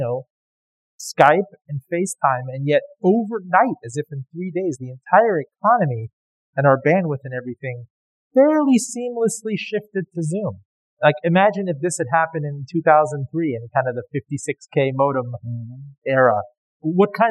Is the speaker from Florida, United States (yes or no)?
yes; Miami, Florida, United States; I grew up in Miami